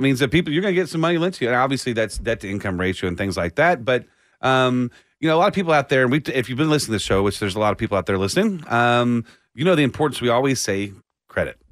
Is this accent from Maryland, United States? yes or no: no; Austin, Texas, United States; growing up in Austin